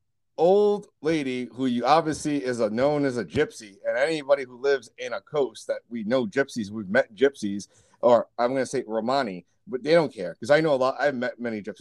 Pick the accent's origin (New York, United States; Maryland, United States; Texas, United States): New York, United States; where I was growing up in New York